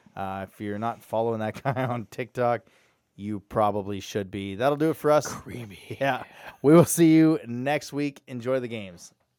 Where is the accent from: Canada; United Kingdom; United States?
Canada; Alberta; I'm from Alberta